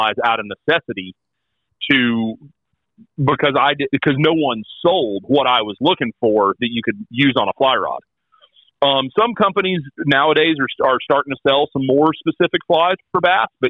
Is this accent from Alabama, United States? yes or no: yes; North Alabama, United States; I'm from North Alabama